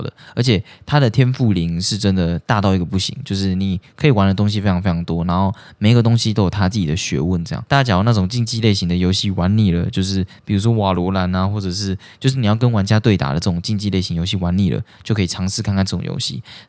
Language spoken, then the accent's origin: Chinese; Taiwan; 我们是台湾人，然后我们就在那边聊天什么的